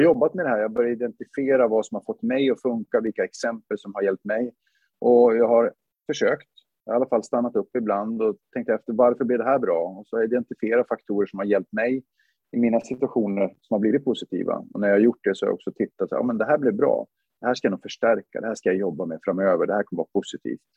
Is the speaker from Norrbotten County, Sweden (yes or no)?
yes; Luleå, Norrbotten County, Sweden; moved away as an adult; jag är född i Luleå 1974